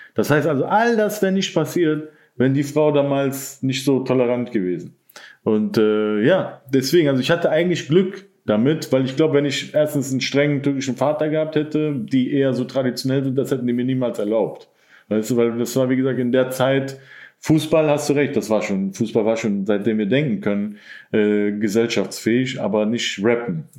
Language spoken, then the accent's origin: German; Mönchengladbach, North Rhine-Westphalia, Germany; moved away; also born or lived in Cologne / Berlin; ich bin in Gladbach dann zur Schule gegangen, weil sich meine Eltern getrennt haben.